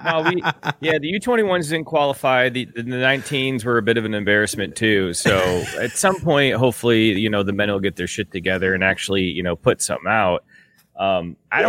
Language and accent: English; Michigan, United States; my home state of Michigan